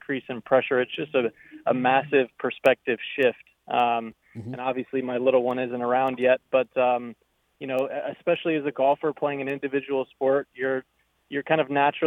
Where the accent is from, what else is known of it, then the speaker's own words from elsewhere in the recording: Indiana, United States; growing up in Indiana